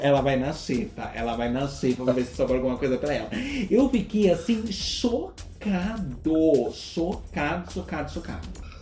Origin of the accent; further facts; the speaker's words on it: Brazil; a gente que é brasileira